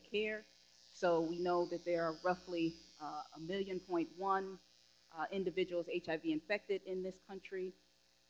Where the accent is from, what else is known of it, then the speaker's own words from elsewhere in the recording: Chicago, Illinois, United States; my hometown